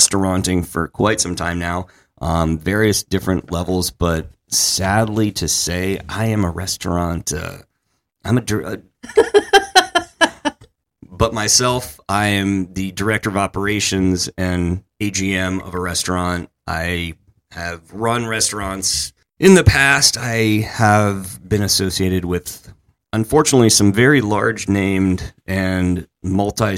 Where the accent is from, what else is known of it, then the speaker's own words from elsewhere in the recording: Massachusetts, United States; I am from Massachusetts, where fuck is actually taught in school